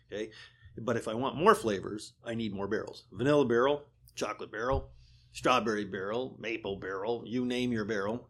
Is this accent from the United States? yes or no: yes; Vermont, United States; now in Pennsylvania, United States; I grew up in Vermont